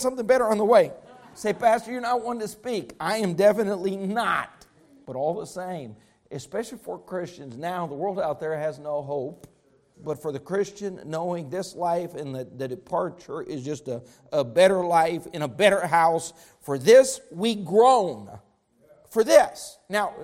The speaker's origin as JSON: {"language": "English", "region": "Colorado", "country": "United States", "tie": "born or raised there", "said": "I grew up in Colorado"}